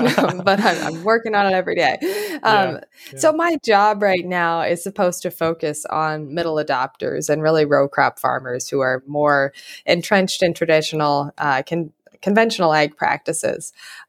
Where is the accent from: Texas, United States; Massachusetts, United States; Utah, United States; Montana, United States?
Montana, United States; And then I grew up mostly in Montana